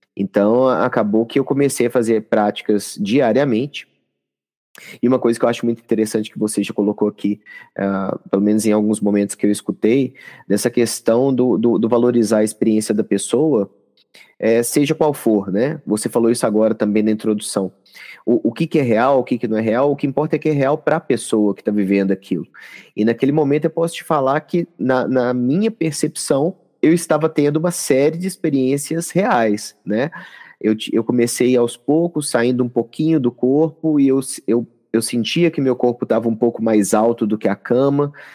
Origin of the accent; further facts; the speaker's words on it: Minas Gerais, Brazil; accent: mineiro; also born or lived in São Paulo; Na verdade, eu sou paulista, mas como fui criado e continuei aqui, o coração é mineiro